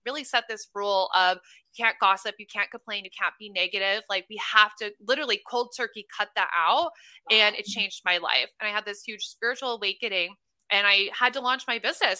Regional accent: Omaha, Nebraska, United States; moved away as an adult; also born or lived in Los Angeles, California; now in Austin, United States; I'm originally from Omaha, Nebraska, which I'm the least Nebraskan girl you will ever meet

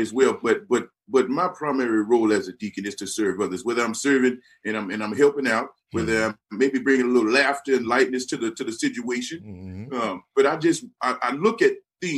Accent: San Antonio, Texas, United States; born or raised there

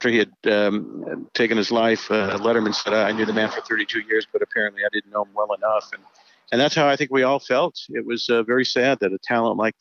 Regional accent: Indianapolis, Indiana, United States; moved away as an adult; also born or lived in Boston, Massachusetts / Los Angeles; I was brought up in the Midwest, a very conservative family

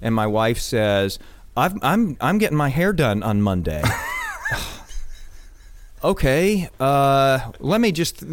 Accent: Galveston County, Texas, United States; I was born in Galveston County.

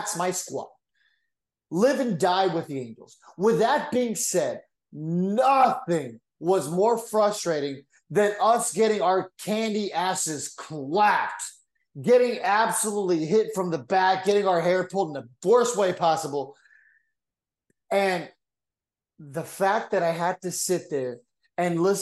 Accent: San Diego, California, United States; moved away as an adult; now in Orange County, United States; I grew up in San Diego.

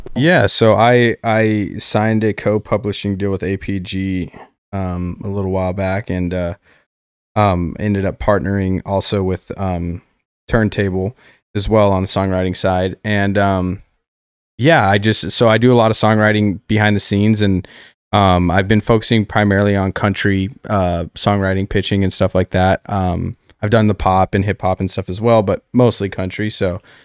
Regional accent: Colorado Springs, Colorado, United States; moved away as an adult; now in Nashville, United States; growing up in Colorado Springs

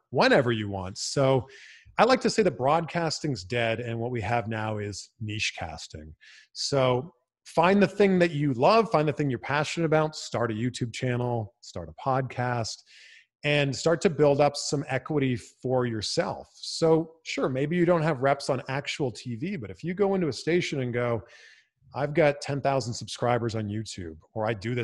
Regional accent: Canada; now in Los Angeles, United States; I'm originally from Canada

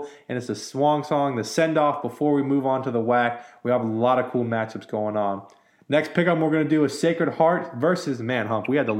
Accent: near Davis, California, United States; moved away; UC Davis is close to where I used to live. So it's technically my hometown team.

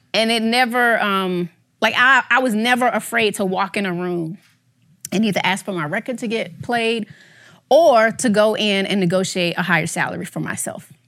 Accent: Atlanta, Georgia, United States; growing up in Southwest Atlanta, we ain't have a lot

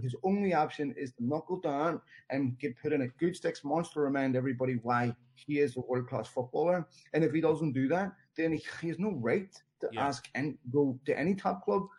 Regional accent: Belfast, Northern Ireland, United Kingdom; I was born in Belfast in the 70s, grew up there in the 80s

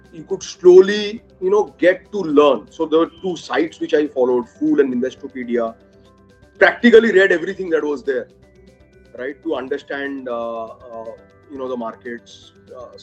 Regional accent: Kolkata, West Bengal, India; born and brought up in Calcutta, by education, engineer.

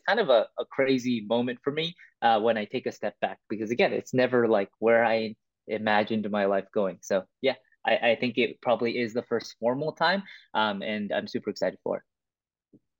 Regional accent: Vancouver, British Columbia, Canada; also born or lived in Toronto; I was born in Toronto, but I was raised in Vancouver

